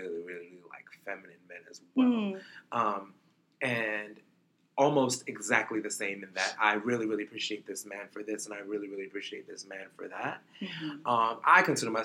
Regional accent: New York City, New York, United States; I was born in Brooklyn.

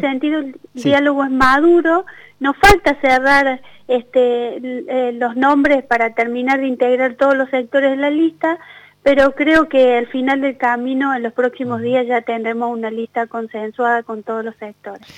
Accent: Argentina; como argentinos

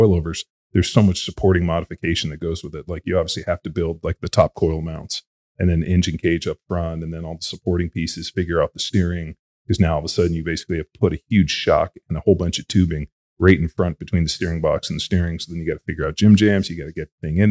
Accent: Southern California, United States; I grew up in Southern California, which is really like the heart of desert racing

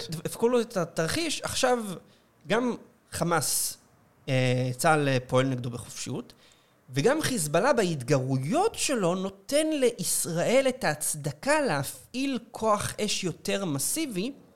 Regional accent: Israel

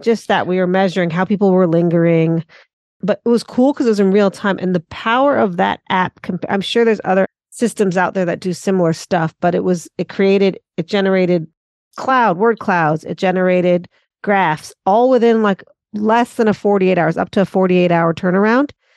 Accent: Santa Monica, California, United States; accent: American; moved away as an adult; now in Auckland, New Zealand; I'm based in Auckland, Tamaki Makaurau, Aotearoa, New Zealand, originally from Santa Monica, Los Angeles

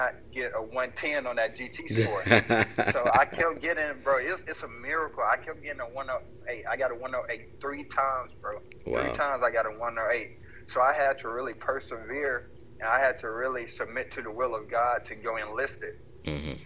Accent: Brantley, Alabama, United States; also born or lived in Germany / El Paso, Texas; we all moved back to Alabama when I was probably like 3 or 4

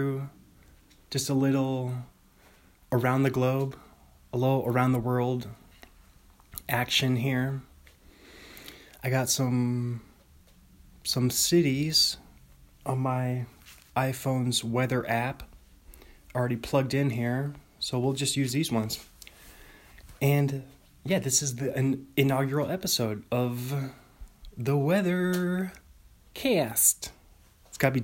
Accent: Bothell, Washington, United States; Bothell, my hometown, Bothell, Washington

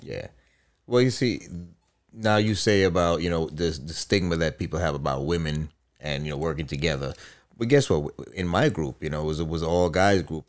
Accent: Guyana; moved away; I grew up in Guyana

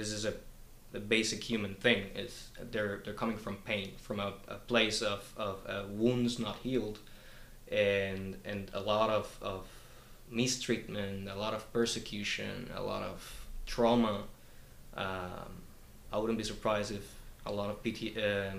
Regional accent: Colombia; now in New Zealand; I come from Colombia, and in Colombia I was forced to leave my home and relocate because of the violence that was going on there

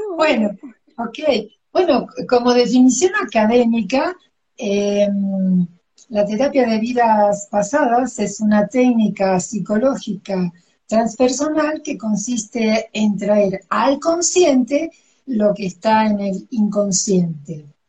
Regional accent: Argentina; moved away as an adult; also born or lived in Cuernavaca, Mexico; now in Mexico City, Mexico; nací en Argentina y vivo en México desde hace 21 años

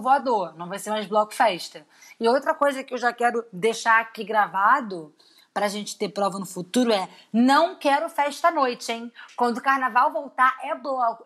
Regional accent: Rio de Janeiro, Brazil; a gente é do Rio, a gente vive mais do é Rio.

